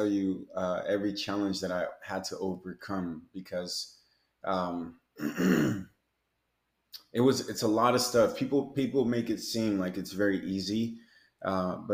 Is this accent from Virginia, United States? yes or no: no; Seattle, Washington, United States; also born or lived in Mexico; now in Miami, United States; I'm from Seattle.